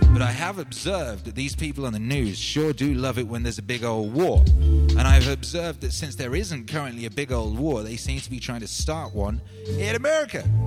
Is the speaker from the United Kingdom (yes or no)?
yes; Wales, United Kingdom; I grew up in Wales